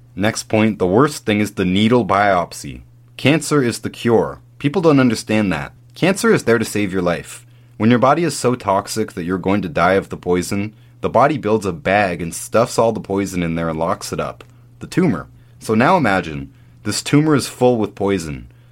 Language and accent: English; Canada; When I was growing up in Canada, we all did the Terry Fox run